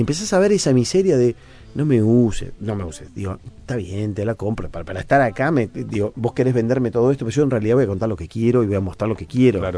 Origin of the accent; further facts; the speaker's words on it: Uruguay; como periodista uruguayo